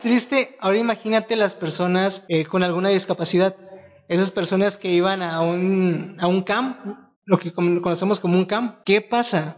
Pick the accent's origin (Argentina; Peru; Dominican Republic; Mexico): Mexico; nos ayude a todos como mexicanos